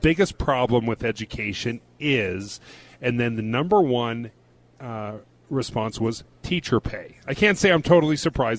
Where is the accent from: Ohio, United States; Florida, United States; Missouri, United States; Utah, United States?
Utah, United States; Davis County; I'm from Davis County.